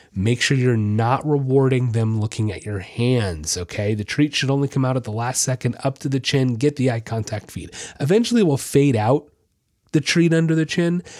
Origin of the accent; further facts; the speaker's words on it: Florida, United States; I'm from Florida